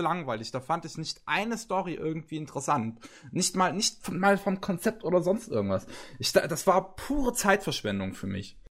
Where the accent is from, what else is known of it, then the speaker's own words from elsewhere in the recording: Germany; bei uns in Deutschland